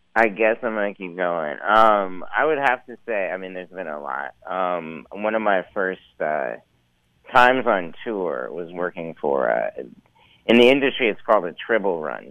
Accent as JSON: {"language": "English", "town": "Missoula", "region": "Montana", "country": "United States", "tie": "born or raised there", "said": "I grew up in uh, western Montana, in Missoula, the Missoula area"}